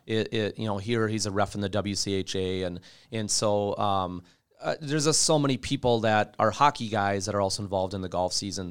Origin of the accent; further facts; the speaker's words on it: Bemidji, Minnesota, United States; I grew up in Bemidji